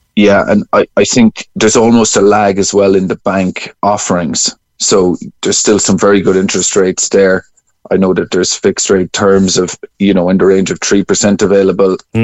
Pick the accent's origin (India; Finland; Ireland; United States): Ireland; Cork, Munster; I'm from Cork